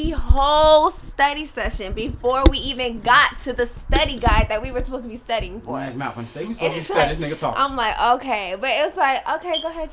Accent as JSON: {"language": "English", "country": "Jamaica", "said": "I'm Jamaican."}